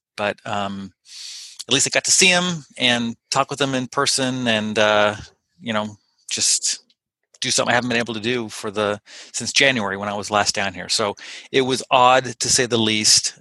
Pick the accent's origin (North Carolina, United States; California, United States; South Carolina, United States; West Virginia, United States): California, United States; Pasadena; born or raised there; now in Ferndale, United States